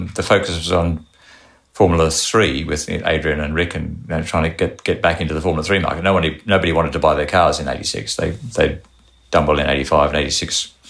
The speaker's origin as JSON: {"language": "English", "country": "Australia", "said": "But being from Australia, I submitted a resume."}